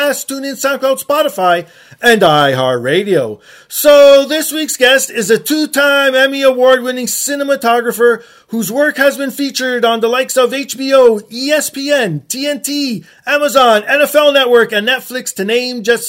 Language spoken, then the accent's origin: English; Canada; I'm proud Canadian